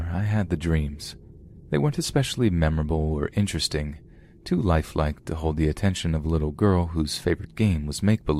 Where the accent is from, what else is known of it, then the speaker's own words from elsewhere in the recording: Houston, Texas, United States; I was born and raised in Houston my whole life due to my parents getting jobs in the oil industry.